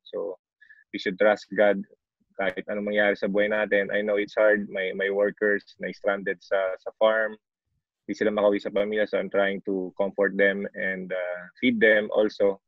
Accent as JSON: {"language": "Tagalog", "town": "Orion", "region": "Central Luzon", "country": "Philippines", "tie": "born or raised there", "said": "dito sa Orion, dito sa hometown ko"}